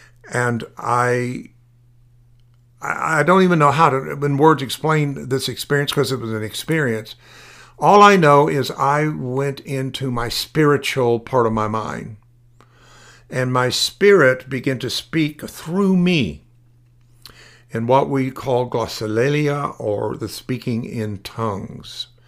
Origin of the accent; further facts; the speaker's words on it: Tulsa, Oklahoma, United States; Now, I was raised in Tulsa, Oklahoma.